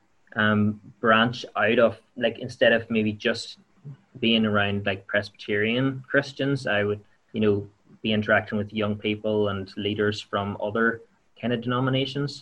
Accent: County Tyrone, Northern Ireland, United Kingdom; now in Enniskillen, United Kingdom; I'm from Bidmill Town in County Tyrone. I'm living in Enniskillen now.

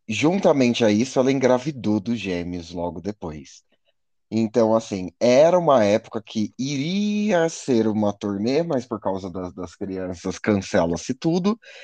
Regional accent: Brazil; como brasileiro

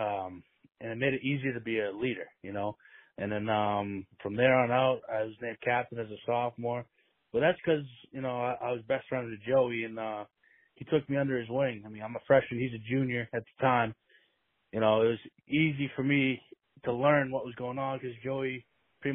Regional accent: Plymouth, Massachusetts, United States; we grew up in Plymouth. Plymouth, we like to call it baseball town

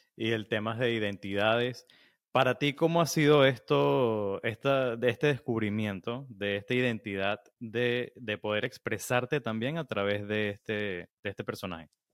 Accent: Venezuela; como venezolanos

